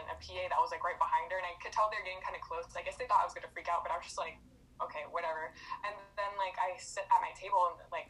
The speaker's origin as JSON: {"language": "English", "town": "Ceiba", "country": "Puerto Rico", "moved": "yes", "lives_now": "Florida, United States", "said": "So originally I'm from Ceiba, Puerto Rico"}